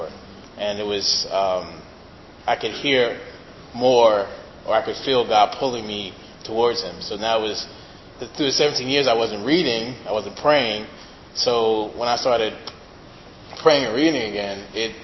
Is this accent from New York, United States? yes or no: yes; New York City, New York, United States; I'm originally from Brooklyn